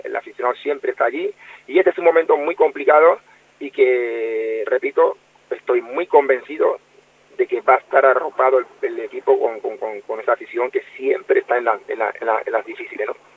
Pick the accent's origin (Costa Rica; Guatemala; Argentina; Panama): Panama; Colón; con el equipo de mi ciudad natal